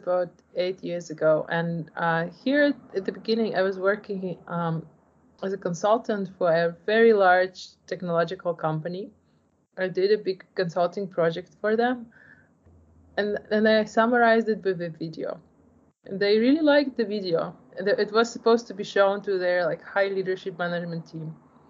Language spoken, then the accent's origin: English; Poland; English is a second language; moved away; also born or lived in Ukraine; I was born in Ukraine, raised in Poland. I'm a child of Ukrainian immigrant to Poland.